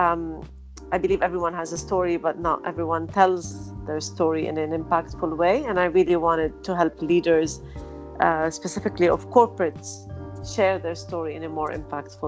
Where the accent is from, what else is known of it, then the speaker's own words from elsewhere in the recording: Canada; moved away as an adult; also born or lived in Lebanon; now in Dubai, United Arab Emirates; I'm originally Lebanese, but I was raised in Canada, and then I moved back to the Middle East to work